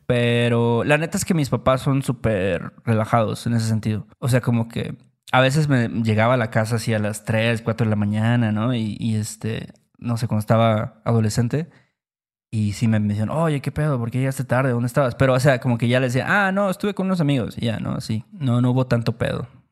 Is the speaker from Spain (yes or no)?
no; Mexico; gracias a que yo nací en México, yo obtengo el trabajo que tengo